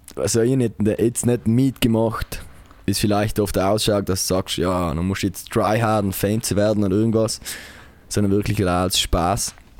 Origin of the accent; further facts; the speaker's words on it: Taisten, Trentino-Alto Adige, Italy; Tasten, meine Heimat.